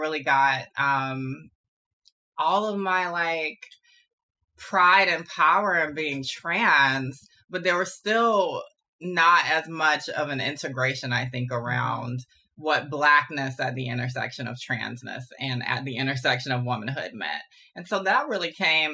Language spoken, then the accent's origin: English; Augusta, Georgia, United States; now in Brooklyn, United States; I grew up in Augusta, Georgia